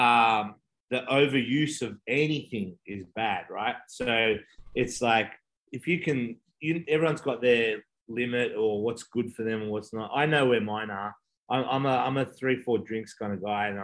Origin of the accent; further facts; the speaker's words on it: Australia; I'm Australian